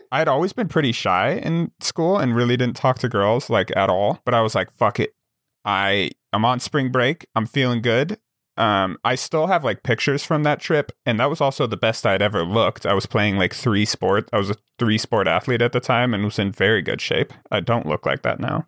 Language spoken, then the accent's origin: English; Wyoming, United States; growing up in Wyoming